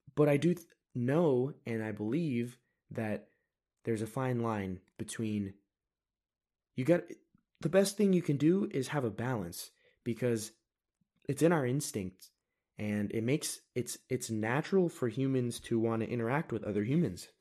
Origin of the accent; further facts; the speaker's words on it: United States; I am an American